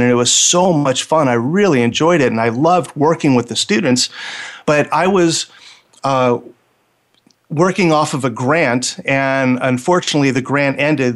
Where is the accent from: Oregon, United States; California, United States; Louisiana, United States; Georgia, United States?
California, United States; Los Angeles; I grew up in Los Angeles